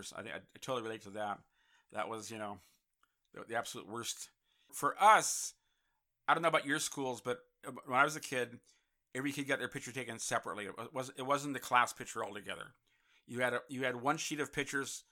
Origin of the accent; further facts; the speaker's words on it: San Francisco, California, United States; now in Los Angeles, United States; I grew up in San Francisco. I was there 20 years, and literally you do not need a car up there